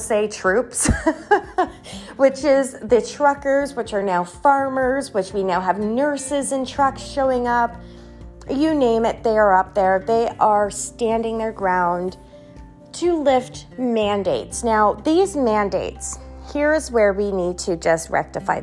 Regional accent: Canada; we're Canadian.

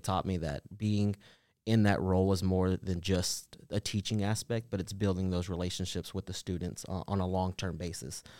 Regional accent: Nashville, Tennessee, United States; also born or lived in Los Angeles, California / El Salvador (ancestry); we moved to Nashville when I was around two years old, so I've been pretty much raised in Antioch my whole entire life.

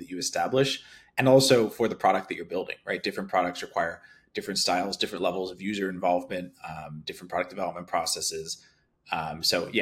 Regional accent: Philadelphia, Pennsylvania, United States; I grew up in Philadelphia

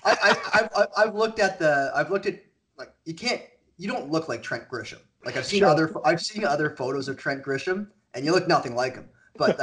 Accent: Toronto, Ontario, Canada; I'm from Canada, so curling's huge in Canada. I'm from Toronto

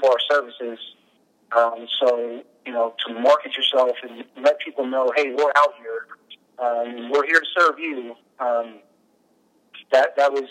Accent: South San Francisco, California, United States; I've lived here my whole life. I'm actually from South San Francisco

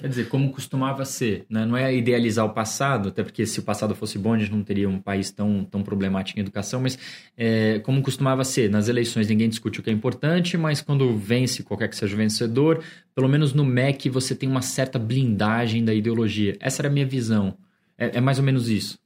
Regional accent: São Paulo, Brazil; falando como paulistano

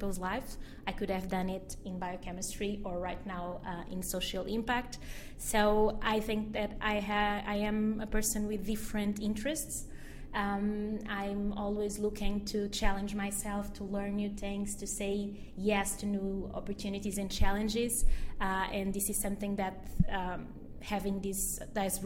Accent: Portugal; Mozambique, which is the country where my parents were born, where my whole family was born, and I was born in Portugal.

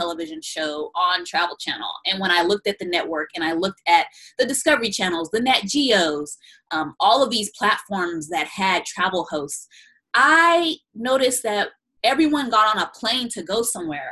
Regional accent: United States; also born or lived in Chicago, Illinois / San Bernardino, California; now in Los Angeles, United States; I'm originally from the south side of Chicago and also grew up in San Bernardino, California

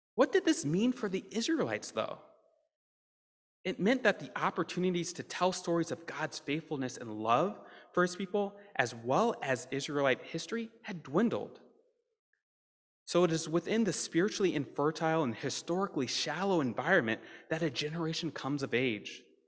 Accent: Deep South, United States; moved away; I'm a Southerner, raised in the Deep South

